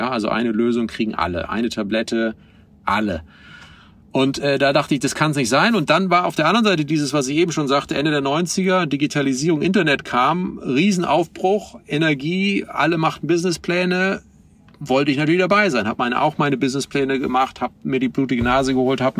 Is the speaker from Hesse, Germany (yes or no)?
no; Oldenburg, Lower Saxony, Germany; meiner Heimatstadt Oldenburg. Die hat so 160.000 Einwohner